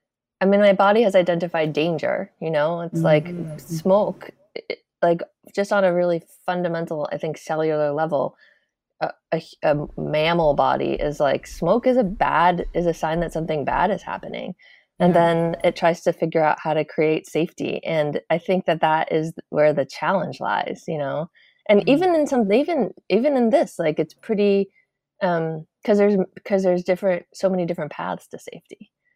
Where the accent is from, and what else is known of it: Massachusetts, United States; now in Oregon, United States